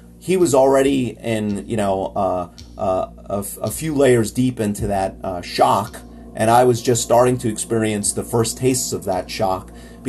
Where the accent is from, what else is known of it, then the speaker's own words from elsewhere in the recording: New York, United States; as a New Yorker, as someone who lives in the Northeast, we kind of have some rough winters